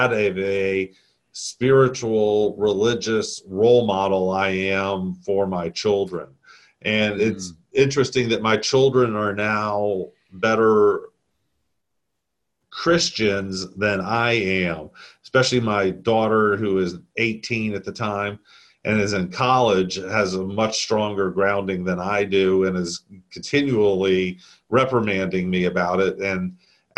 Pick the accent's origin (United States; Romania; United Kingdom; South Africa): United States; the South; I'm Southern